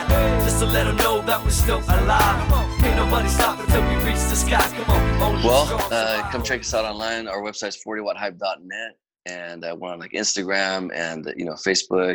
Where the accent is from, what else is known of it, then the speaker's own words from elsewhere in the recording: Fresno, California, United States; being from Fresno